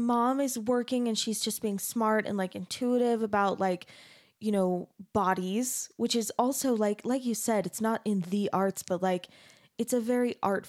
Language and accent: English; Phoenix, Arizona, United States; I grew up in Arizona, so.